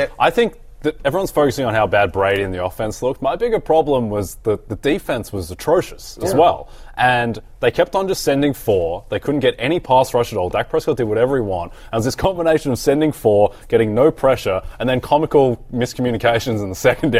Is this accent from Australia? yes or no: yes; Australia; Not really. Yeah. It's quite a warm climate.